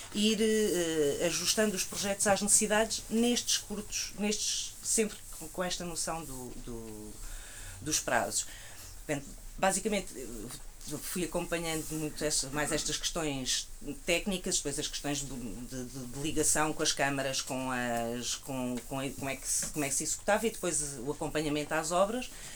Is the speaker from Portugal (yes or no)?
yes; Alentejo, Portugal; eu que venho do Alentejo